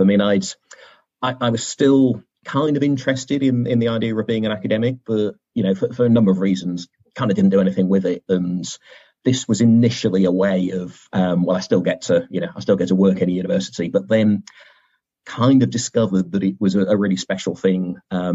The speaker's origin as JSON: {"language": "English", "town": "Bristol", "region": "South West England", "country": "United Kingdom", "tie": "born or raised there", "said": "Bristol, in my hometown where I grew up."}